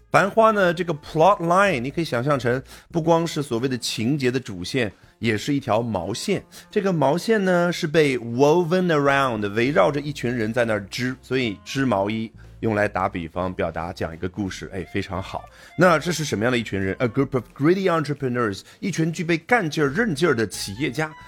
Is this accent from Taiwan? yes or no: no; China; 我们中国人呢，喜欢用“背”来表达